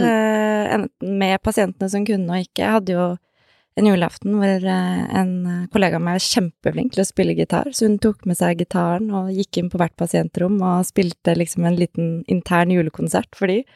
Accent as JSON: {"language": "Norwegian", "region": "Oslo", "country": "Norway", "tie": "born or raised there", "said": "Er 32 eh, år. Født og oppvokst i Oslo"}